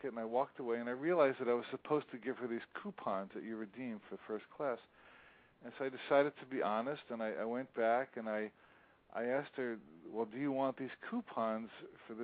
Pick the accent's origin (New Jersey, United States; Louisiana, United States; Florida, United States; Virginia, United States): New Jersey, United States; moved away; also born or lived in Hawaii; See, I grew up in New Jersey